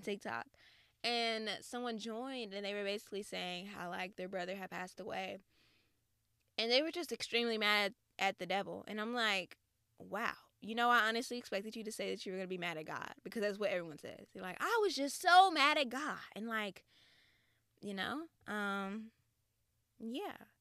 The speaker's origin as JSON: {"language": "English", "region": "the South", "country": "United States", "said": "I'm from the South"}